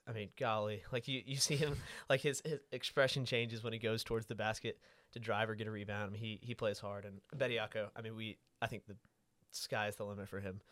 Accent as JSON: {"language": "English", "town": "Panama City", "region": "Florida", "country": "United States", "said": "I'm from Panama City, Florida"}